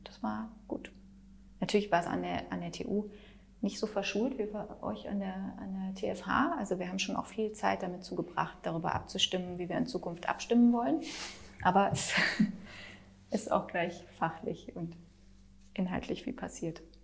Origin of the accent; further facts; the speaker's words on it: Munich, Bavaria, Germany; now in Berlin, Germany; Ich komme ja eigentlich aus München